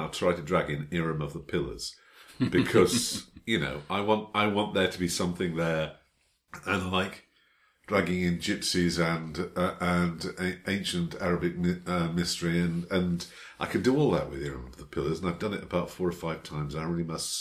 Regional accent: United Kingdom; I'm British.

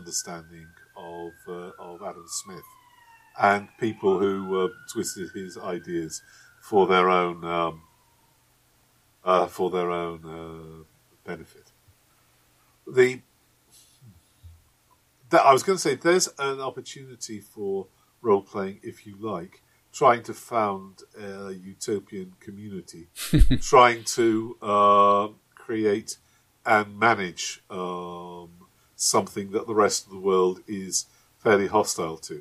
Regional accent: Manchester, North West England, United Kingdom; my hometown of Manchester

